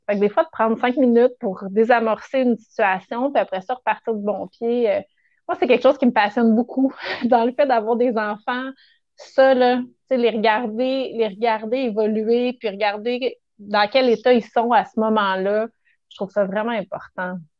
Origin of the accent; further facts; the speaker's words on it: Rougemont, Quebec, Canada; j'ai grandi à Rougemont, à Montérégie, donc au pays des pommes.